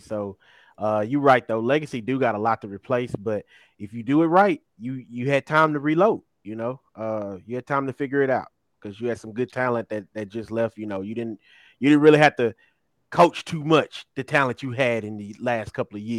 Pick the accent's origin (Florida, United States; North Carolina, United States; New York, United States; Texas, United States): Texas, United States; also born or lived in Lindale, Texas / Chapel Hill, Texas; I grew up in the Swan, Texas